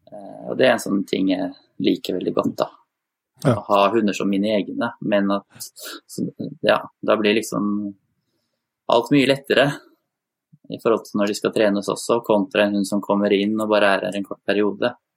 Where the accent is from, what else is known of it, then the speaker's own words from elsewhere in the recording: Sarpsborg, Østfold, Norway; opprinnelig fra Østfold, eller det som var Østfold, Sarpsborg. Så det er der jeg vokste opp, da.